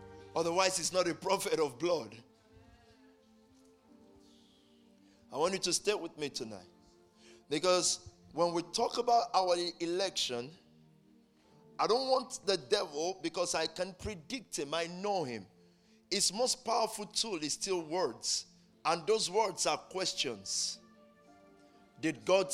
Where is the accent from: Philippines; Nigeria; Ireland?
Nigeria; now in United Kingdom; as we say it in Nigeria